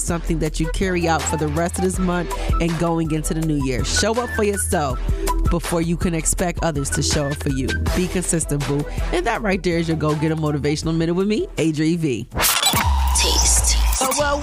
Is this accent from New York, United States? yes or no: yes; Buffalo, New York, United States; Call it in from my hometown of Buffalo, New York.